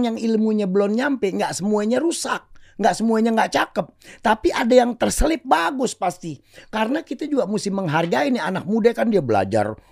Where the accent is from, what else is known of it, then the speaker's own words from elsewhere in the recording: Jakarta, Indonesia; Di kampung gue Rawejati Kalibata itu ada orang tukang jual pabrik sendal kulit.